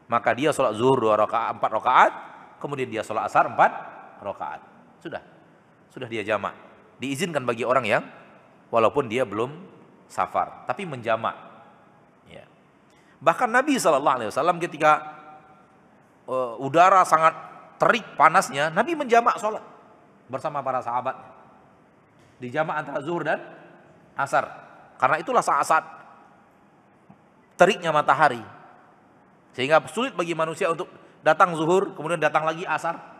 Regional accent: Pekanbaru, Riau, Indonesia; Kita orang Pekanbaru, berarti di Jakarta kita musafir.

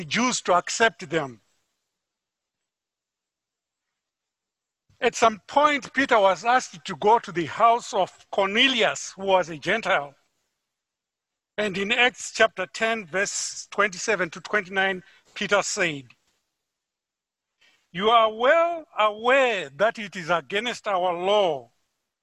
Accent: Harare, Zimbabwe; moved away; I'm from Harare, Zimbabwe.

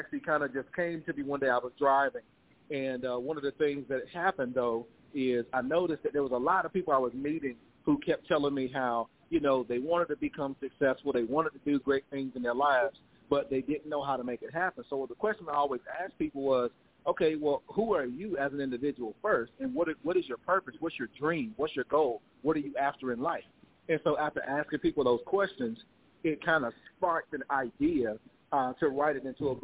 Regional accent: South Carolina, United States; moved away; I'm originally from South Carolina, and I'm retired military now

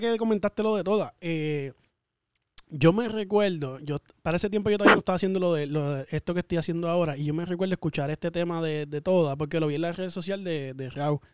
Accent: Orlando, Florida, United States; Yo soy de acá de Orlando

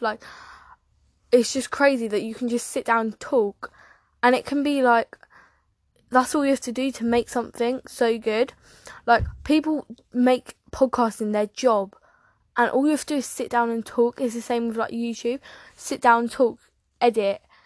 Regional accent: England, United Kingdom; I'm from England, UK

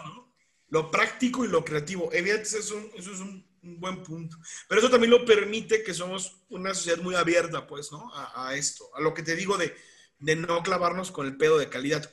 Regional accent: Mexico; now in San Luis Potosí, Mexico; No soy un buen mexicano

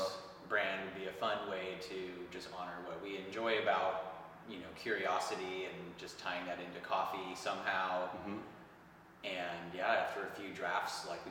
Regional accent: Southern California, United States; moved away as an adult; now in Bay Area, United States; I grew up down in Southern California until I was about 20. I moved up to the Bay Area

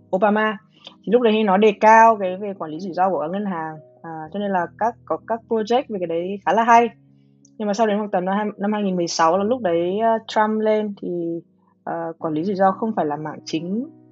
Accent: Hanoi, Vietnam; moved away as an adult; now in United States; người người Hà Nội, mình sang à, Mỹ học

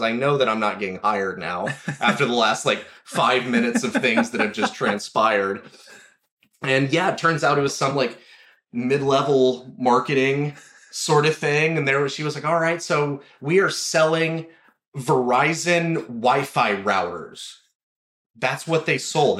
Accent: Four Corners area, New Mexico, United States; now in Los Angeles, United States; I grew up in New Mexico, um, up in the Four Corners area specifically. It's just kind of the northwestern corner mm-hmm. of the state.

